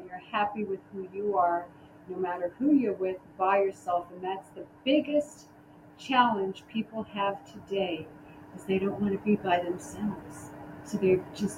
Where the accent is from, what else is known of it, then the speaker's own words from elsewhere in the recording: New York City, New York, United States; I'm from the Bronx.